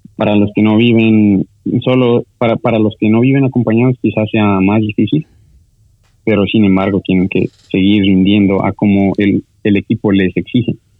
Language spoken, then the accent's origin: Spanish; Sucumbíos, Ecuador; somos de, de Sucumbíos, pero sigue siendo norte